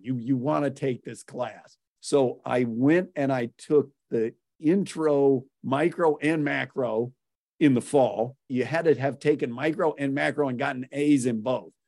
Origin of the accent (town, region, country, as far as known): Whittier, California, United States; born or raised there; also born or lived in Waco, Texas